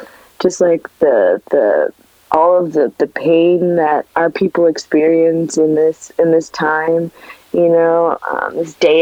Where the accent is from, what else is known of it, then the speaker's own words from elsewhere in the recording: Los Angeles, California, United States; growing up in LA, where the only Latinos that you would see over here were Mexicans or people from El Salvador, Guatemala